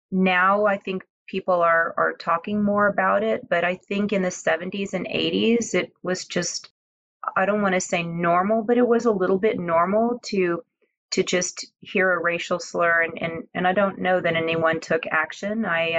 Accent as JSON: {"language": "English", "town": "Houston", "region": "Texas", "country": "United States", "tie": "born or raised there", "said": "from an island called Cebu, and so very unusual background. And I grew up right here in Houston, Texas, so not a whole lot of other people with my ethnic background here."}